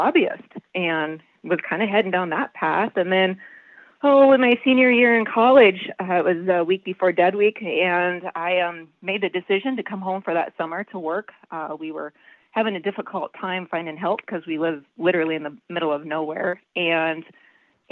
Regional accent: Lakeside, Nebraska, United States; I was raised here on the ranch. We started back in 1888

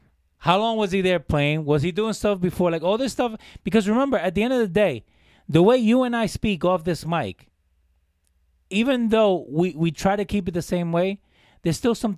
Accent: Jersey City, New Jersey, United States; I grew up in Jersey City

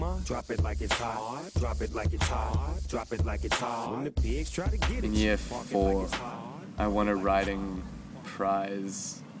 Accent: Texas, United States; the first one was about memories about growing up in Texas. So it was like 30 memories in 30 days of growing up in Texas.

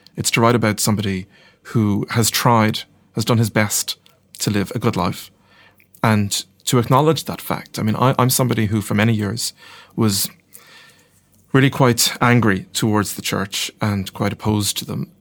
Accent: Ireland; I'm not ashamed to be Irish. I'm very proud to be Irish.

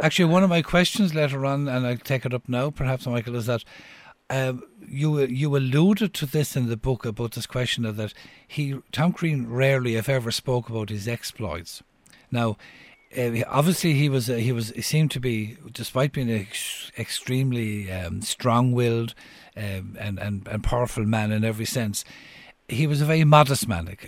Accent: Cork, Munster, Ireland; moved away; I'm from Cork originally

